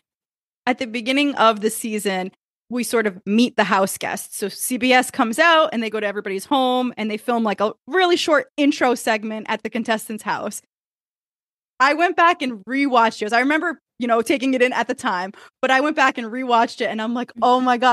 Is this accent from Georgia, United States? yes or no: no; Fall River, Massachusetts, United States; moved away as an adult; now in New Hampshire, United States; we grew up in Fall River, Mass.